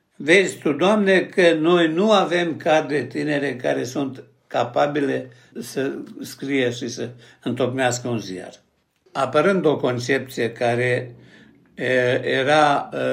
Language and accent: Romanian; Seleuš, Vojvodina, Serbia; moved away as an adult; also born or lived in Vršac / Belgrade / Bucharest; M-am născut la Sâmeai, într-un sat care la vremea aceea era sat de oameni harnici